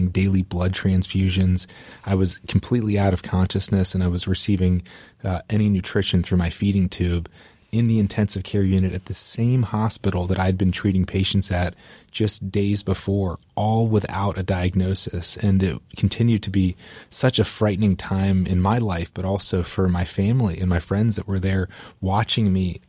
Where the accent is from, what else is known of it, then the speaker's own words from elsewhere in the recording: Raleigh, North Carolina, United States; So I grew up in Raleigh, North Carolina, and playing football, and my dream of playing college football was really all I could think about growing up.